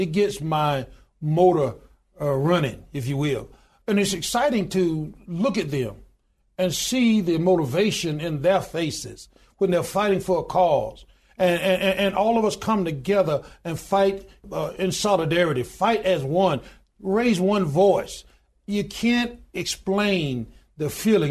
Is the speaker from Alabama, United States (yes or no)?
yes; Goodwater, Alabama, United States; I was born in the Deep South. of born in a little small town in good water, Alabama, population twelve hundred and ninety-two today